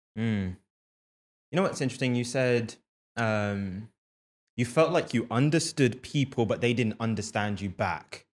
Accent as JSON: {"language": "English", "region": "London", "country": "United Kingdom", "tie": "born or raised there", "said": "growing up in London"}